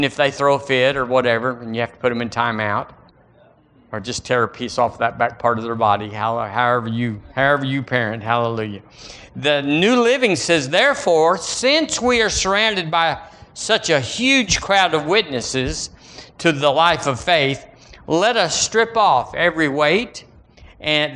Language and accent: English; United States; Thank God I'm an American.